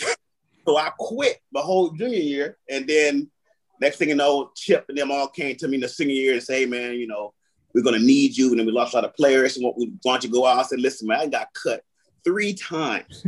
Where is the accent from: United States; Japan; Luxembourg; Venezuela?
United States; Toledo, Ohio; born or raised there